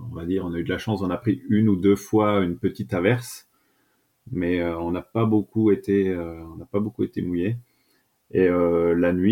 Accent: Grand Est, France; now in Aix-en-Provence, France; Coucou Maël, eh bien … j'ai 30 ans euh, depuis pas longtemps. Euh, je suis originaire des Vosges et actuellement j'habite à Aix-en-Provence dans le sud.

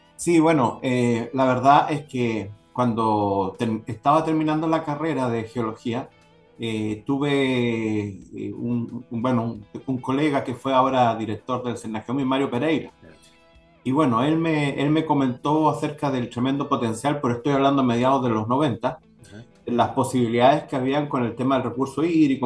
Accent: Antofagasta, Chile; Yo soy de Antofagasta

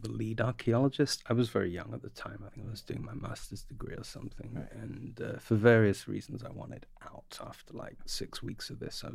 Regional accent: London, United Kingdom; I grew up in the north.

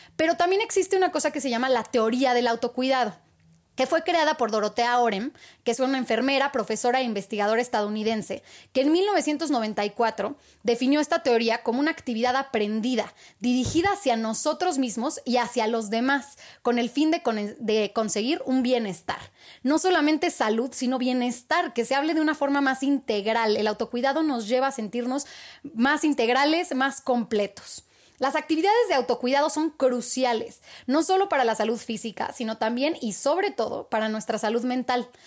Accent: Mexico; como mexicanos

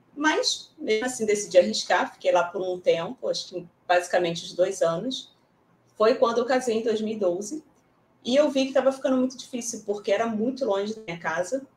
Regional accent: Rio de Janeiro, Brazil; aqui no Rio de Janeiro mesmo, sou carioca

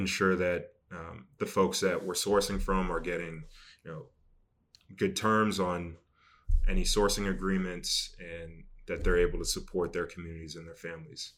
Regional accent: Boston, Massachusetts, United States; I grew up in Boston

